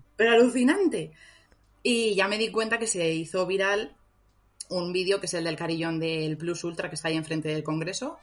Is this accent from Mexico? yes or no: no; Madrid, Community of Madrid, Spain; soy, soy madrileña.